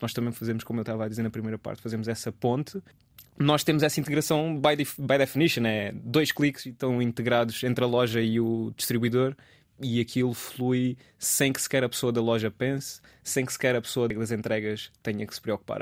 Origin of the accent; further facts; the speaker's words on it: Alcácer do Sal, Alentejo, Portugal; moved away as an adult; also born or lived in Lisbon; Eu, eu sou alentejano, sou de Alcácer do Sal e cresci lá